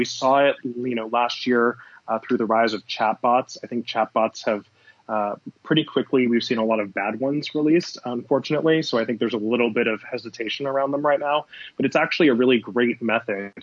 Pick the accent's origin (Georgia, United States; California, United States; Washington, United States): California, United States; Southern; moved away as an adult; also born or lived in Los Angeles / New York; I grew up in Southern California.